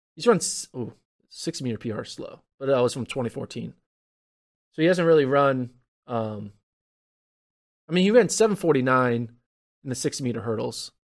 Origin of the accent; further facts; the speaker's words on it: United States; I'm American